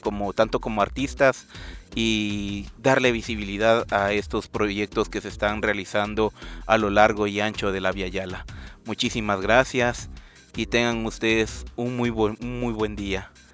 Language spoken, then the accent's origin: Spanish; Guatemala; lo que hemos hecho como, como chapines